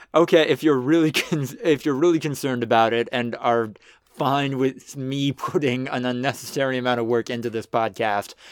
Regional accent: United States; as an American

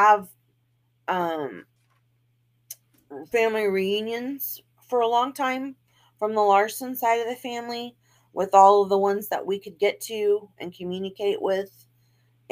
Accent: Texas, United States; I'm from Texas

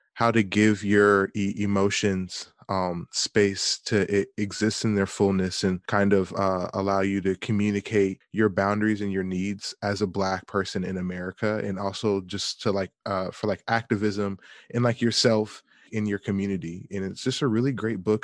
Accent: Atlanta, Georgia, United States; moved away; I'm from Atlanta, Georgia

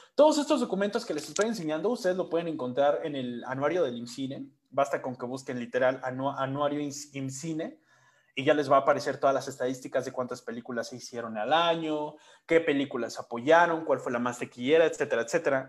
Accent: Mexico; nosotros como mexicanos

